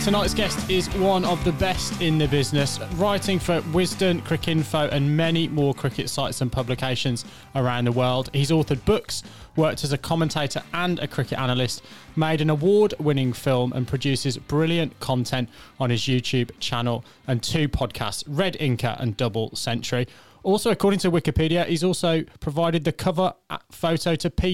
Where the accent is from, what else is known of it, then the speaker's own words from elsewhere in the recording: England, United Kingdom; accent: English; You'll, you'll tell from my accent, I'm a, an Englishman.